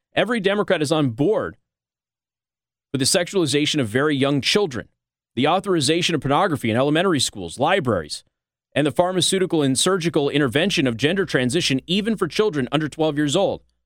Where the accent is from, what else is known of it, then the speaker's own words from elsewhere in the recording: Nevada, United States; now in Michiana, United States; Nevada is my home state